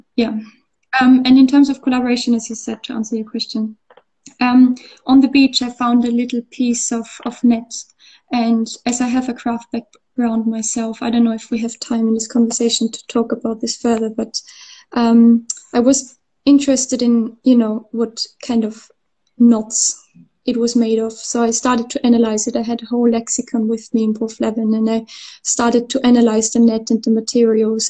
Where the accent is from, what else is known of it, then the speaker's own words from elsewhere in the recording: Austria; English is a second language; moved away as an adult; now in Bath, United Kingdom; I grew up in Austria, so we would have the mountains and the lakes, but we wouldn't have the sea